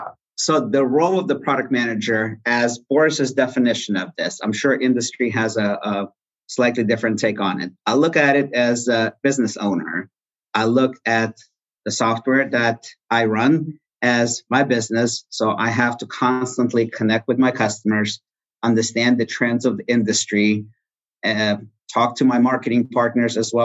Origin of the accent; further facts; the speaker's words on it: Russia; now in Texas, United States; I was born in Russia